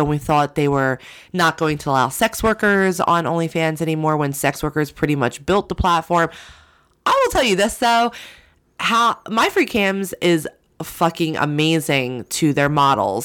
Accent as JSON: {"language": "English", "region": "New Jersey", "country": "United States", "said": "I'm from Jersey"}